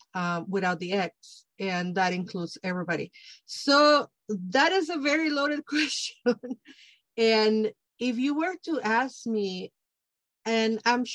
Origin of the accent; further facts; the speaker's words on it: Mexico City, Mexico; now in United States; I grew up in Mexico City. It's a completely different. I guess I was very Americanized before I even came to the United States.